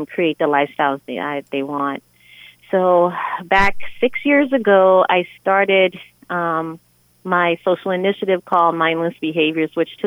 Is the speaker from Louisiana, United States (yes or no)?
yes; New Orleans, Louisiana, United States; moved away; I was born and raised in New Orleans, Louisiana, and I came here in the early 2000s.